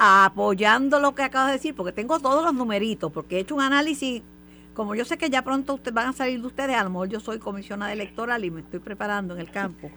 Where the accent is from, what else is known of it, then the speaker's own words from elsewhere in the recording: Puerto Rico; la, gente nuestra aquí se levanta temprano y va a votar